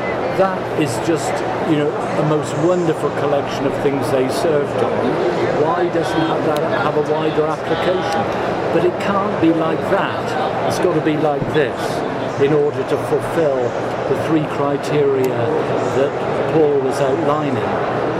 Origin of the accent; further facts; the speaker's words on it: London, United Kingdom; my hometown of London